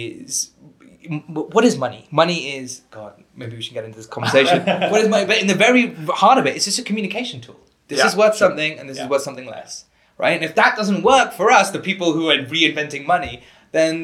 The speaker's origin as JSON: {"language": "English", "country": "United Kingdom", "said": "I'm British, so we pronounce it differently"}